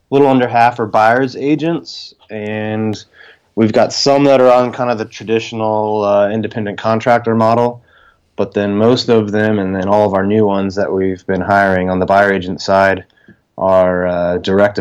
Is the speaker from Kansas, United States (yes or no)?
no; South Florida, United States; moved away as an adult; now in Arlington, Virginia, United States; I'm originally from South Florida, so I never really thought I would leave.